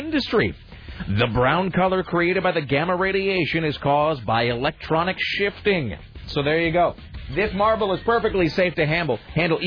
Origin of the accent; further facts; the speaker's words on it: Hanford area, Washington, United States; moved away; The Hanford Nuclear Museum in my hometown.